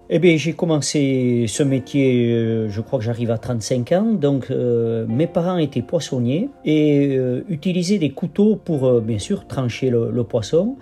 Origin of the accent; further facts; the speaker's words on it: Bidart, Nouvelle-Aquitaine, France; J'étais natif de Bidart